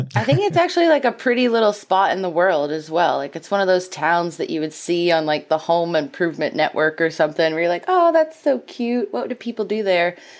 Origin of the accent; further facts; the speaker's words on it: Louisiana, United States; moved away; I grew up in Louisiana, and that's right next to Arkansas